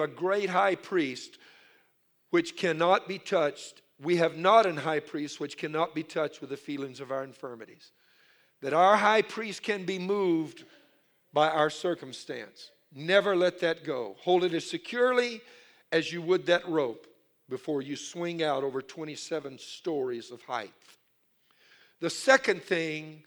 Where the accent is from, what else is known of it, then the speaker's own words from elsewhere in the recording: Louisiana, United States; I'm from Louisiana. I'm Cajun. My mother, all her family were Cajun